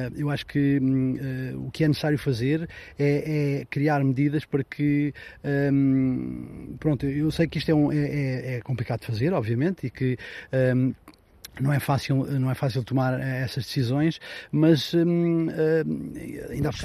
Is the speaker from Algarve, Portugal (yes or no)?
yes; Aljezur, Algarve, Portugal; vivo na Costa Vicentina, em Algesur especificamente